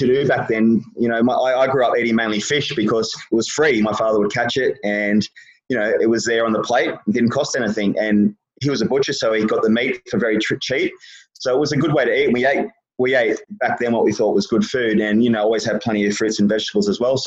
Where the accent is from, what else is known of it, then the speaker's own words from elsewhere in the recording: Gold Coast, Queensland, Australia; moved away as an adult; I actually moved away when I was 21 from the Gold Coast